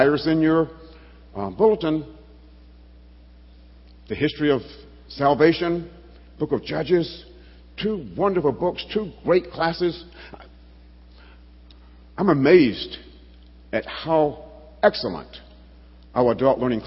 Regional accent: Alabama, United States; I grew up in Alabama, Bible Belt

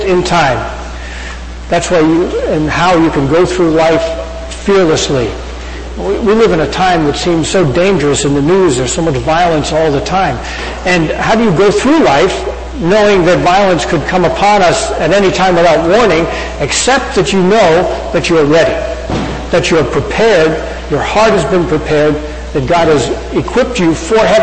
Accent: Hicksville, New York, United States; my hometown of Hicksville, New York

